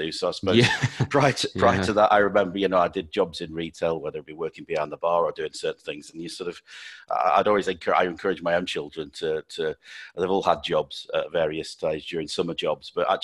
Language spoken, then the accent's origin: English; Sheffield, Yorkshire and the Humber, United Kingdom; I'm born and bred in Sheffield